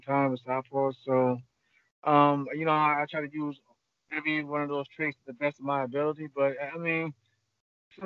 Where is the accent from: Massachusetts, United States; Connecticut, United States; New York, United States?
New York, United States; Long Island; born and raised in Long Island, New York